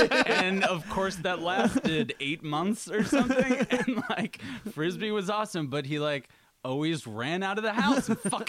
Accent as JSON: {"language": "English", "town": "Sea Cliff", "region": "New York", "country": "United States", "said": "I'm from Long Island, New York."}